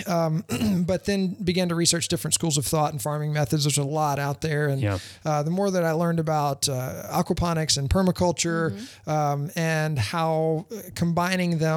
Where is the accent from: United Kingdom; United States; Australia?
United States; Louisiana; also born or lived in Leesburg, Florida; now in Winter Garden, United States; I grew up in Louisiana, but I've been here since 98